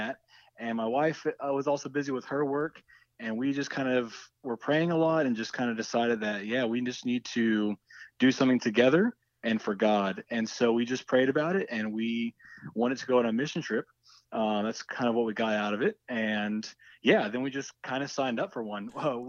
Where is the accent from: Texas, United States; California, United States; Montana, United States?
Texas, United States; Houston; now in Austin, United States; I'm from Houston, Texas.